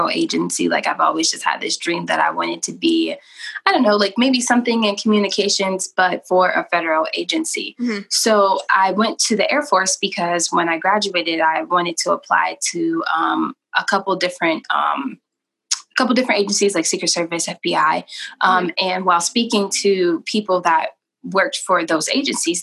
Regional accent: Cleveland, Ohio, United States; I am from Cleveland, Ohio

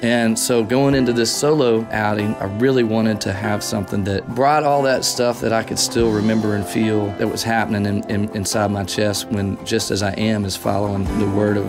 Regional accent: Texarkana, Texas, United States; Growing up in First Baptist Church, Texarkana, Texas

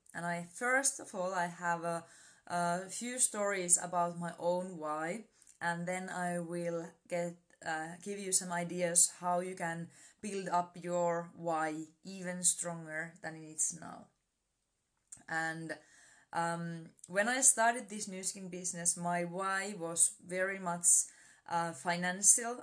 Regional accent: Finland; I'm from Finland

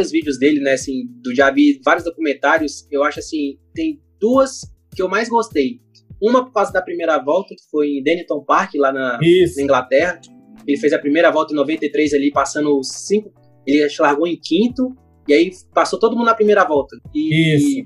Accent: Rio de Janeiro, Brazil; Ó, eu sou carioca, então lá no Rio a gente chama de biscoito.

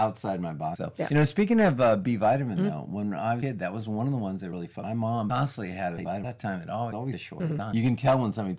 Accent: Orange County, California, United States; since I'm from Orange County

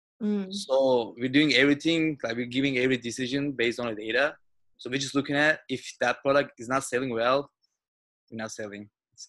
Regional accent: Turkey; now in Westwood, United States; But I came from Turkey like 1 year ago.

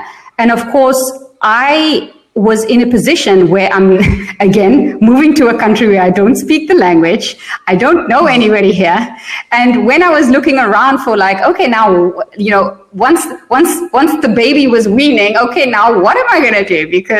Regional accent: South Africa; also born or lived in Germany / Netherlands; I was born in South Africa. And then when I was four, we moved to Europe. So we lived in Germany for 3 years and in the Netherlands for 5 years. And then we went back to South Africa. I finished high school.

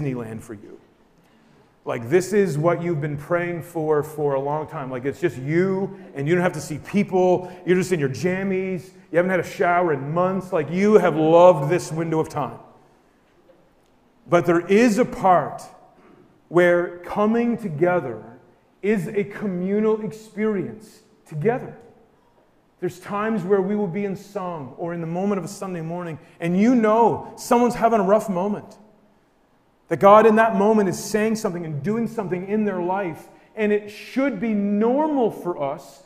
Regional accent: New Brunswick, Canada; We're from New Brunswick

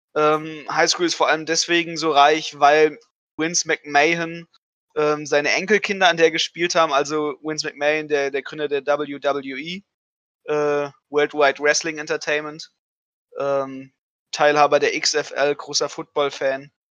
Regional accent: Germany; bei uns in Deutschland

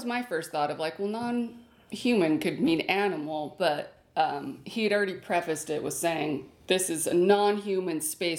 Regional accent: United States; we are American.

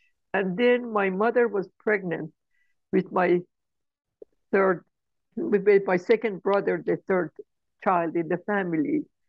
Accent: Tehran, Tehran Province, Iran; English is a second language; moved away as an adult; also born or lived in Kerman, Iran; now in United States; I was born in Kerman, the city where my maternal grandparents lived. We used to visit them every other year. They used to visit us every other year. And then we lived in Tehran when I was a child.

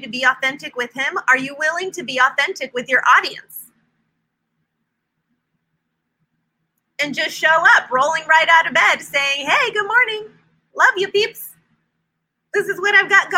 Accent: Silicon Valley, California, United States; moved away as an adult; now in North Carolina, United States; We came from California, lived in the Silicon Valley, born and raised there our whole lives. We've been in North Carolina for 4 years

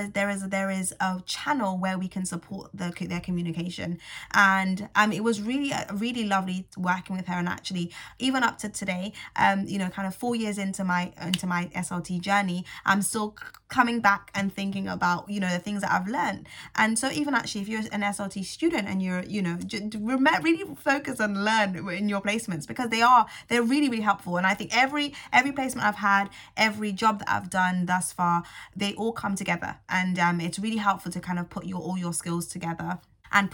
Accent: St. Lucia; Not only because I'm from St. Lucia, but also because my stepdad, who unfortunately has passed away now, but was so integral to me being, growing into the young woman that I am today, he was from Barbados.

